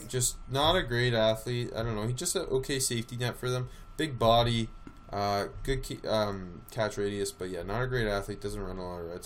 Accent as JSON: {"language": "English", "town": "Eugene", "region": "Oregon", "country": "United States", "tie": "born or raised there", "said": "I grew up in Eugene"}